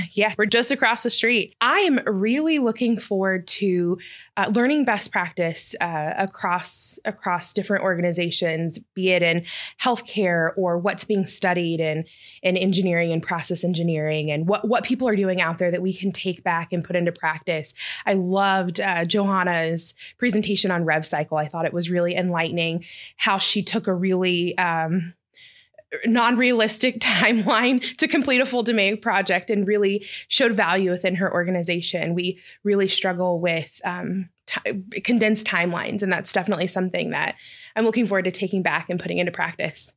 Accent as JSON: {"language": "English", "region": "Texas", "country": "United States", "also_born_or_lived": "Denver", "moved": "as an adult", "lives_now": "Houston, United States", "said": "I am originally from Texas"}